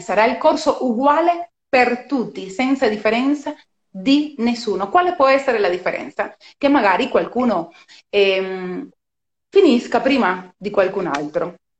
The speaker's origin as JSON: {"language": "Italian", "country": "Cuba", "tie": "born or raised there", "second_language": "Italian", "moved": "as an adult", "lives_now": "Italy", "said": "sono cubana di, di nascita, sono cubana di nascita anche se vivo in Italia da 16 anni"}